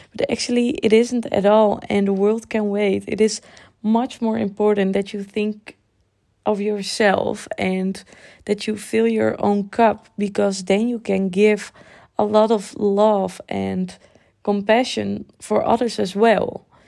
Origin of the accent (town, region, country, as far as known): Netherlands; born or raised there; English is a second language